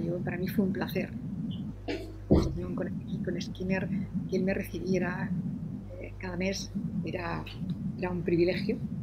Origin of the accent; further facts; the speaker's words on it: Madrid, Community of Madrid, Spain; moved away as an adult; also born or lived in Granada; now in Almería, Spain; yo soy madrileña hice la carrera en la Complutense